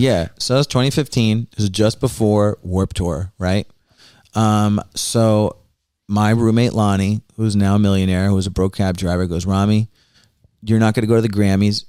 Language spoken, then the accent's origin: English; New Jersey, United States; now in Bushwick, United States; I'm not originally from here. I'm originally from New Jersey.